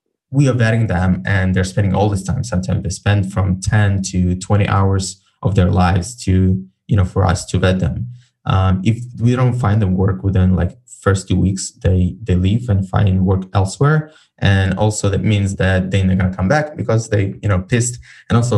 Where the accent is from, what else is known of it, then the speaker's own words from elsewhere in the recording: Ukraine; I'm from Ukraine